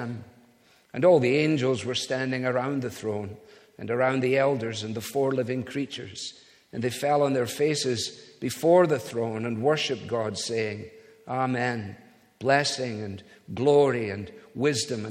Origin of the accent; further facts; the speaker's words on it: Scotland, United Kingdom; being a Scotsman